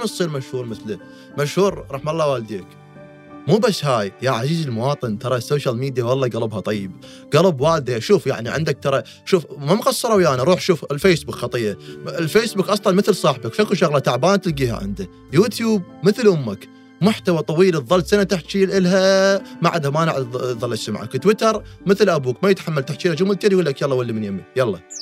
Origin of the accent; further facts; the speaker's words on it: Iraq; احنا اللي عندنا بالعراق